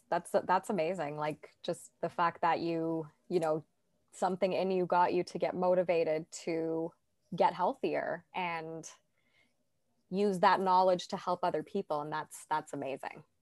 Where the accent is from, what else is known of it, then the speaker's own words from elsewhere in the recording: Toronto, Ontario, Canada; I'm from Toronto, Canada